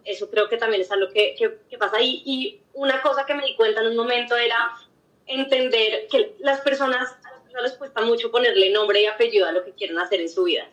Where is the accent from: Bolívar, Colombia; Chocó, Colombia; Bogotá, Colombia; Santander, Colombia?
Bogotá, Colombia; also born or lived in Oxford; soy también bogotana, em, también estudié todo en Colombia, colegio, universidad